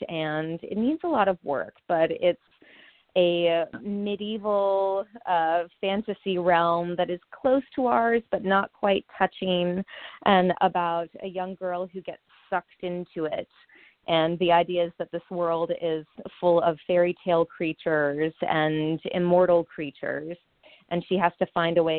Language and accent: English; near Charlottesville, Virginia, United States; Charlottesville, Virginia, which is not too far away from my hometown